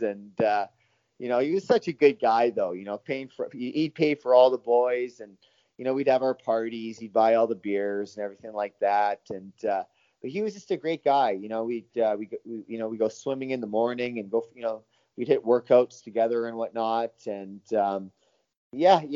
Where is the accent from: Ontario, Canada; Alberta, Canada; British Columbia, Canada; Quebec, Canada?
British Columbia, Canada; North Vancouver; Paul and I grew up together in North Vancouver